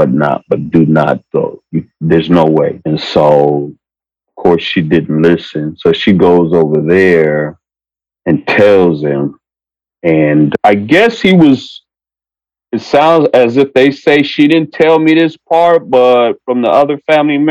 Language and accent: English; San Diego, California, United States; also born or lived in Japan; I've been in San Diego all my life. And I was born in Japan